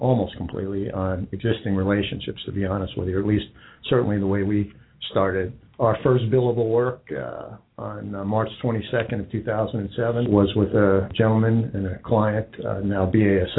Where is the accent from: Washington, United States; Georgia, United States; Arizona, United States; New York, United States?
New York, United States; Carle Place; accent: New York; moved away as an adult; now in Cincinnati, United States; I grew up in Carr Place.